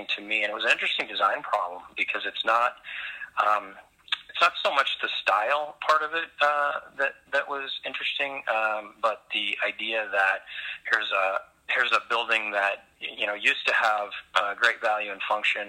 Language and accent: English; Oklahoma, United States; moved away as an adult; now in Minneapolis, United States; I grew up in Oklahoma and did my Bachelor of Architecture at Oklahoma State, and then immediately relocated to Minneapolis after that, and have been here for 20 years